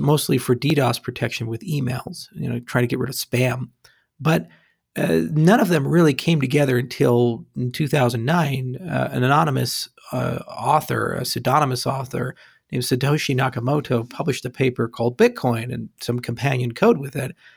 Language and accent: English; Hawaii, United States; I grew up in Hawaii, so it rained a lot, too.